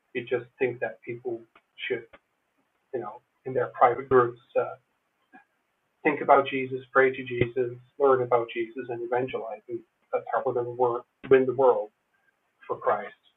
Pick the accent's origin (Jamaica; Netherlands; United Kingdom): Netherlands; moved away as an adult; also born or lived in United States; I grew up in the Netherlands as an American evangelical